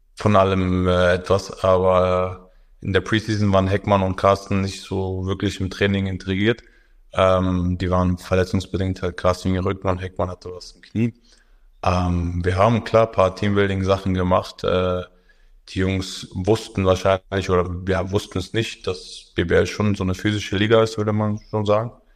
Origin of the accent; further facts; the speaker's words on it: Berlin, Germany; moved away as an adult; now in Bamberg, Germany; ich komme aus Berlin